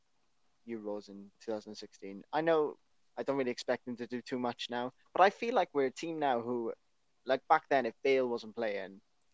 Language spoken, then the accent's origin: English; Wales, United Kingdom; I absolutely love to see as a Welsh football